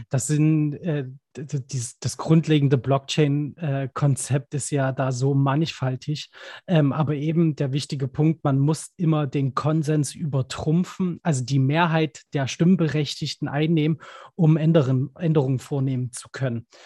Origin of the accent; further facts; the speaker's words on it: Dresden, Saxony, Germany; ich bin gebürtiger Dresdner, da gibt es immer die Elbfestspiele